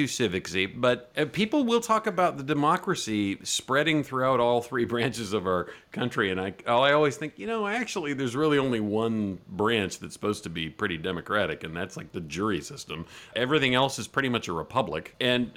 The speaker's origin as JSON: {"language": "English", "country": "United States", "said": "I'm an American"}